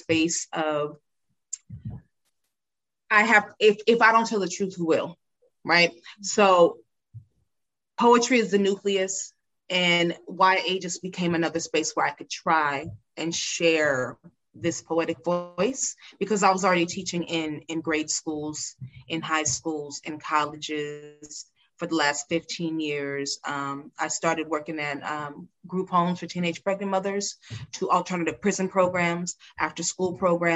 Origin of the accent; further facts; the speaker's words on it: California, United States; a young Black girl growing up in California.